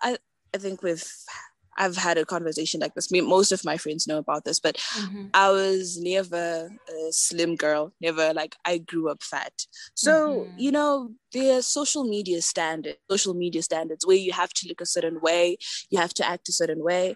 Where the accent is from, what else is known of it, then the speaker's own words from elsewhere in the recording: Zimbabwe; I'm from Zimbabwe